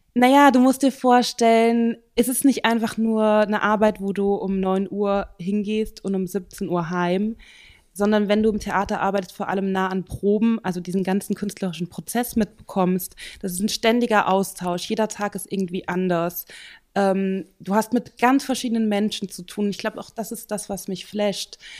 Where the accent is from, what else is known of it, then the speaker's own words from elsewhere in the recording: Central Germany, Germany; moved away as an adult; also born or lived in Vienna, Austria; now in Bern, Switzerland; ich komme aus Mitteldeutschland